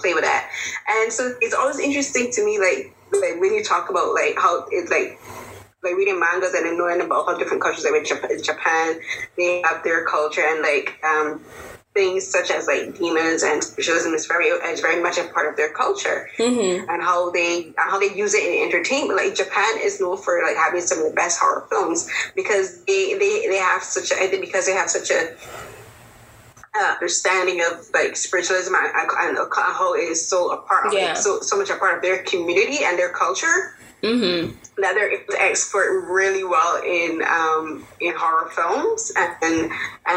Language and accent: English; Barbados; I grew up in the Caribbean and in Barbados, and Barbados is very our society is very influenced by Christianity